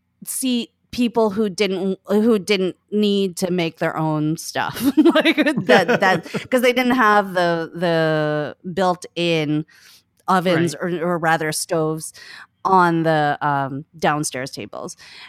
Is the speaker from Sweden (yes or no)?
no; Philippines; now in New York, United States; We're both Filipino. He has a very wicked, wonderful sense of humor, and his family. I'm in New York